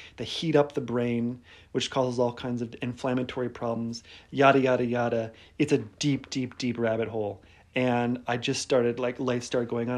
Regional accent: Detroit, Michigan, United States; I'm from Detroit, so it's kind of like a Midwestern connection there

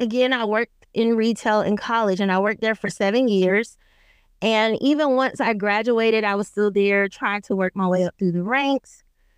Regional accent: Lithonia, Georgia, United States; I grew up in Georgia, and I grew up in a small city called Lithonia. I am not from Atlanta, so I will not say that I am, but it's on the outskirts of the metro Atlanta area.

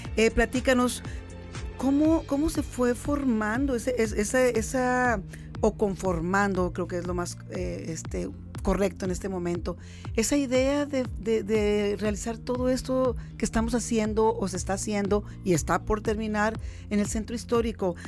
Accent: Mexicali, Baja California, Mexico; todos los cachanillas, todos los que de corazón y de sangre y de tierra estamos aquí

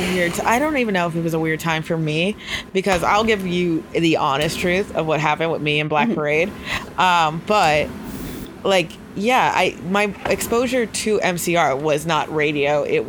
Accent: Montgomery, New York, United States; Shout out to Montgomery, New York. Not really my home, whatever, who cares. I went to school in Montgomery, New York.

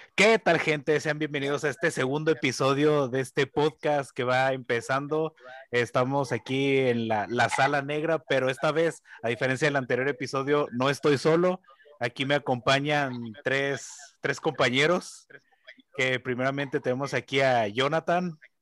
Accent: Mexico; los que somos nosotros los mexicanos

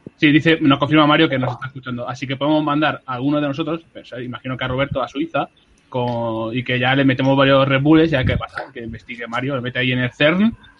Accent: Madrid, Community of Madrid, Spain; en San Blas, donde yo nací, crecí, viví

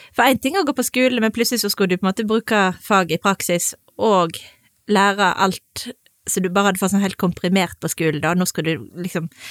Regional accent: Voss, Vestland, Norway; now in Sunnhordland, Norway; Jeg er fra Voss

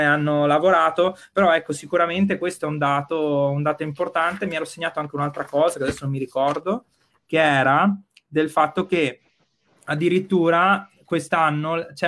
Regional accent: Verona, Veneto, Italy; io sono di Borgo Roma, nato, cresciuto e studiato in Borgo Roma, quindi insomma, io eh, rimango qua

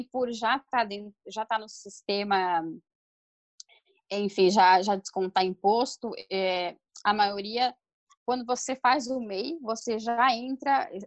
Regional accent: Brazil; moved away as an adult; now in Argentina; como brasileiros residentes, dentro do que é a política de Mercosul, que a gente conseguia muito fácil a questão da residência permanente aqui

